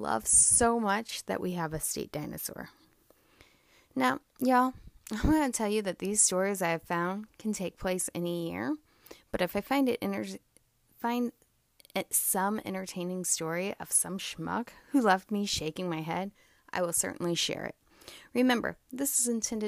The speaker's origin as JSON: {"language": "English", "region": "Missouri", "country": "United States", "said": "my home state, Missouri"}